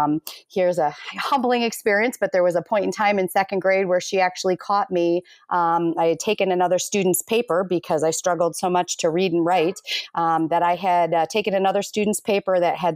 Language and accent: English; Minnesota, United States; born there; I was born in Minnesota, but I've been raised all over